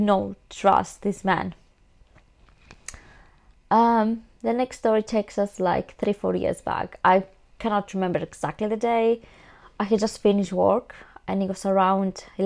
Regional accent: Greece; now in London, United Kingdom; I'm from Greece, I do understand Greek.

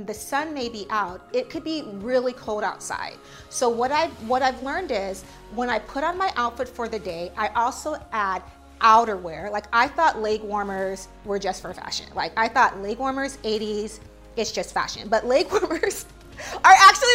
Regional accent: San Diego, California, United States; now in New York, United States; I come from San Diego

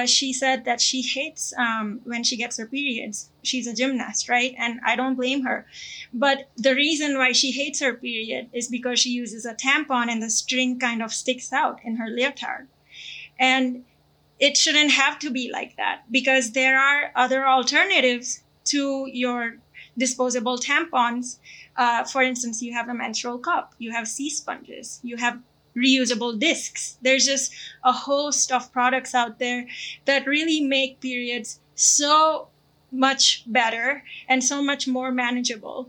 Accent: India; moved away; I come from India

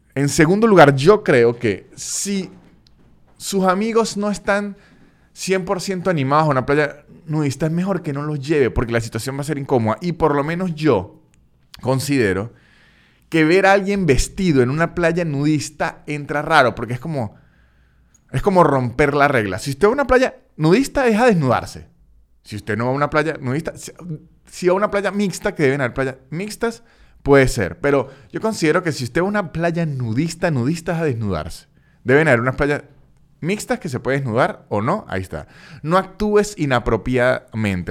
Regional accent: Táchira, Venezuela; now in Buenos Aires, Argentina; en el estado Táchira, de donde soy yo

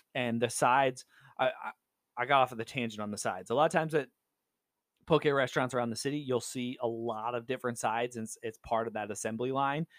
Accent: Southern California, United States; moved away as an adult; now in Seattle, United States; Growing up in California

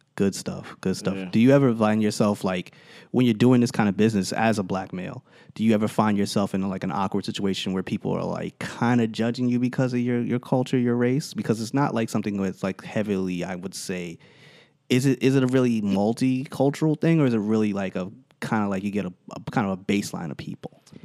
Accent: Teaneck, New Jersey, United States; growing up in Teaneck

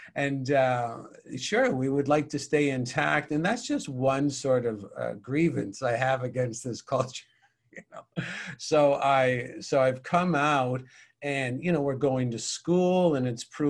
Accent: St. John's, Newfoundland and Labrador, Canada; moved away; I lived in St. John's, Newfoundland

